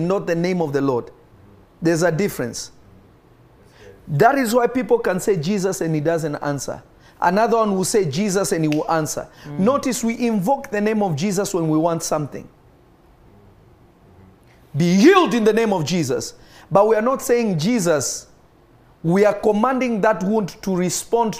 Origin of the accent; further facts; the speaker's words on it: Kenya; I grew up in Kenya.